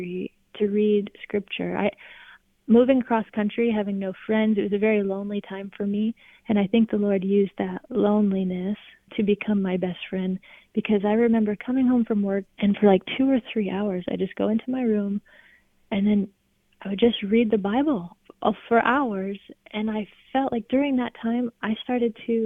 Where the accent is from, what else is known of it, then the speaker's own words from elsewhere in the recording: California, United States; moved away as an adult; also born or lived in Alabama; I'm from California, but I moved to Alabama